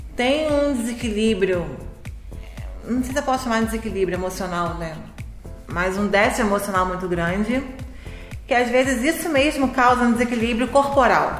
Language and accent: Portuguese; Niterói, Rio de Janeiro, Brazil; also born or lived in Teresópolis; eu sou de Niterói e trabalho em Teresópolis desde 2004